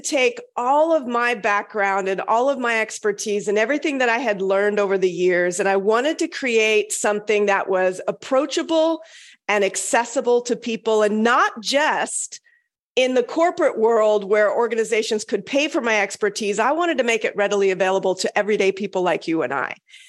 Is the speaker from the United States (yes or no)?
no; Okinawa, Japan; born there; My dad was in the Air Force. I was born in Okinawa, actually.